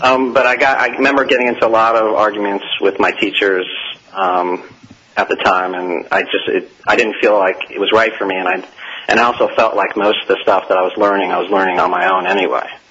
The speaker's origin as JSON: {"language": "English", "region": "New York", "country": "United States", "moved": "yes", "lives_now": "Atlanta, United States", "said": "we're both from New York"}